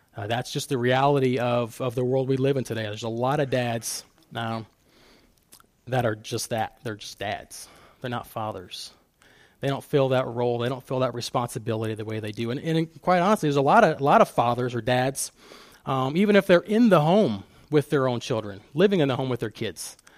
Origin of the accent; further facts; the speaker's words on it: Fostoria, Ohio, United States; growing up in Fostoria, small town, and everybody knows everybody